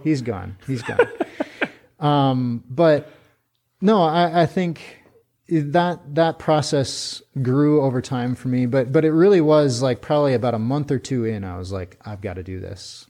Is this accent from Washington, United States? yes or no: no; Pierre, South Dakota, United States; moved away as an adult; also born or lived in Twin Cities, Minnesota; now in China; I grew up in Pierre